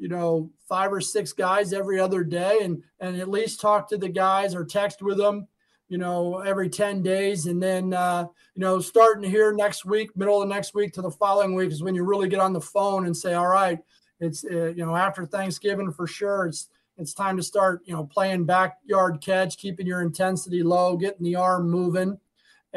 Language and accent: English; Arizona, United States; when I grew up out in Arizona